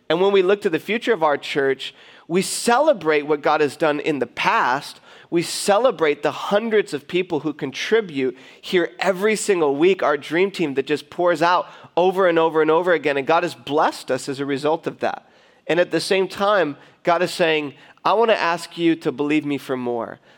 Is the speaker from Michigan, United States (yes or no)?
yes; Detroit, Michigan, United States; now in California, United States; live, we are from Metro Detroit.